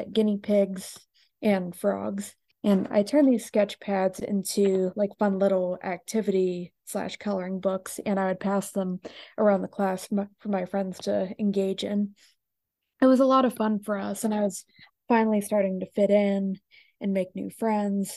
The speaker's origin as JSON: {"language": "English", "town": "Gahanna", "region": "Ohio", "country": "United States", "tie": "born or raised there", "said": "I was born in Gahanna, Ohio, which is close to Columbus."}